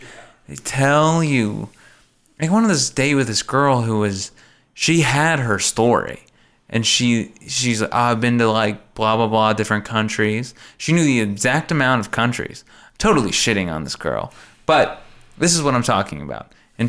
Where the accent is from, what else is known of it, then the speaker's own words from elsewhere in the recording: New York, United States; My mom, well, I grew up in New York, but my mom is from blah, blah, blah, and from here.